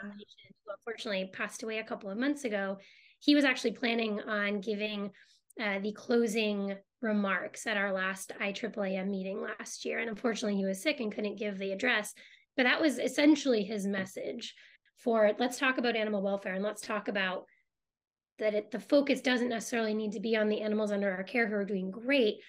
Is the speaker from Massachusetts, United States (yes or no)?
yes; Boston, Massachusetts, United States; I grew up in Boston